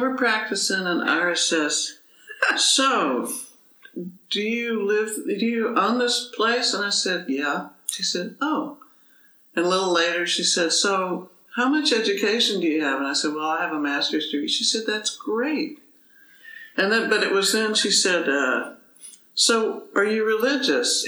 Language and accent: English; Dallas, Texas, United States; I was growing up in Dallas